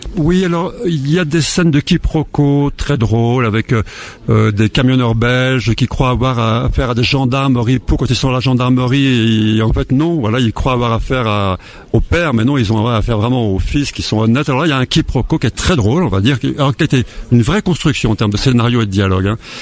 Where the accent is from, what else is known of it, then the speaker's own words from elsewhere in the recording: Haute-Savoie, Auvergne-Rhône-Alpes, France; je suis né en Haute-Savoie